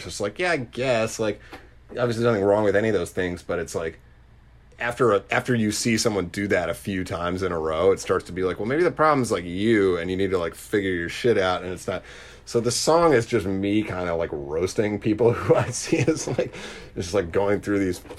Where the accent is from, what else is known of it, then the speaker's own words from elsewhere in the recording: Boston, Massachusetts, United States; it definitely showcases the fact that I'm from Boston, which is like a huge part of my identity. And if you look at the videos for the old stuff I put out, I try to shoot them all in the suburbs, in and around, you know, like Woburn and Medford